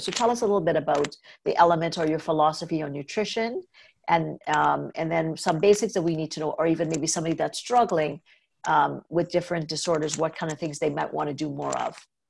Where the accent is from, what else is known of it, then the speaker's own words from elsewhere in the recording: Trinidad & Tobago; moved away; also born or lived in North America; I grew up in Trinidad where milk was not as big